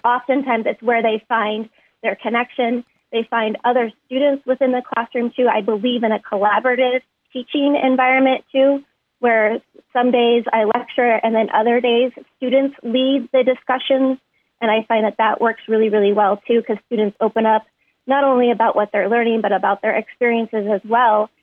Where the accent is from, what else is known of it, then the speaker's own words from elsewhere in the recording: New York, United States; I grew up primarily actually in New York State